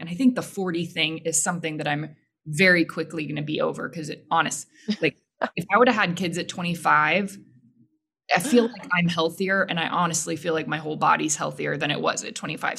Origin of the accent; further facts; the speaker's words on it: Houston, Texas, United States; I grew up in Houston, grew up in a religious household